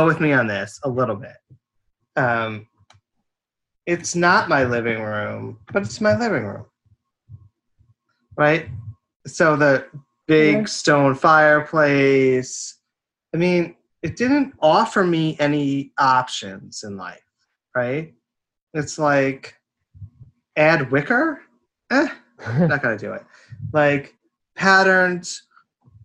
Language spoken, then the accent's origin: English; Kingston, New York, United States; I grew up in Kingston, New York, which was like the bluestone capital